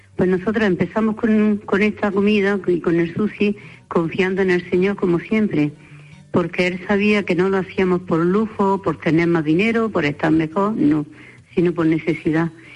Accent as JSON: {"language": "Spanish", "country": "Spain", "said": "las dos que somos españolas"}